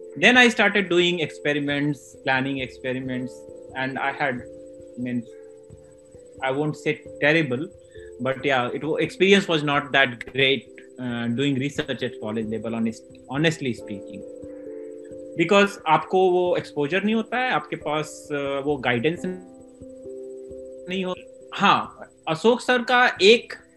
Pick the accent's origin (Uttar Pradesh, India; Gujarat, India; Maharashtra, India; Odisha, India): Uttar Pradesh, India; Varanasi; also born or lived in Basni, Babatpur; वहाँ मेरा गांव है सोनबरसा वहाँ पे मेरी पैदाइश है